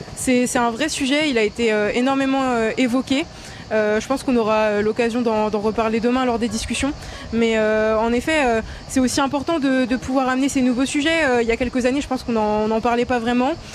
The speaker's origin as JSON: {"language": "French", "area": "Ardennes", "region": "Grand Est", "country": "France", "said": "je viens des Ardennes, dans un quartier un peu défavorisé"}